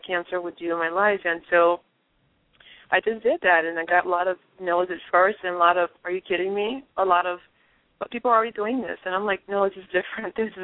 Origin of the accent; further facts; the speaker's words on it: Liberia; moved away; where I grew up in Liberia.